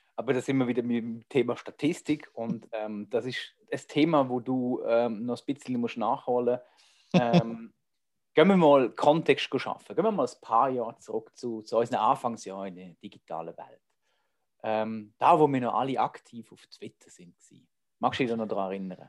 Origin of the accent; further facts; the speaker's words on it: Switzerland; accent: Swiss German; ich rede Schweizerdeutsch